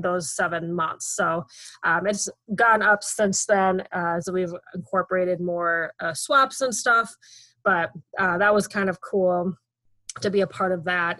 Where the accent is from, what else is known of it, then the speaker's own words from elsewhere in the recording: Minnesota, United States; I'm from Minnesota